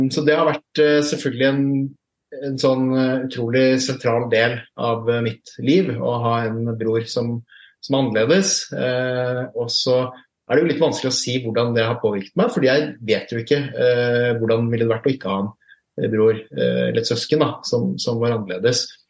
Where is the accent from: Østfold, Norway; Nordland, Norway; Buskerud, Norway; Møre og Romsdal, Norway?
Østfold, Norway; Fredrikstad; now in Oslo, Norway; født og oppvokst i Fredrikstad